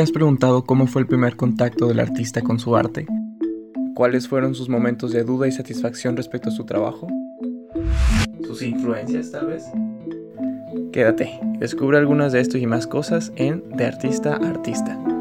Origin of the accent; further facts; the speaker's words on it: Agua Prieta, Sonora, Mexico; Yo soy de Agua Prieta Sonora